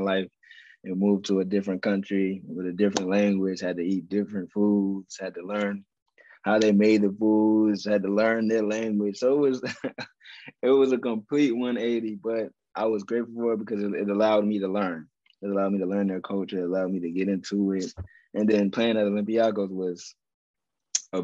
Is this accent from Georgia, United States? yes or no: yes; Atlanta, Georgia, United States; moved away as an adult; I was in my home state, Atlanta, Georgia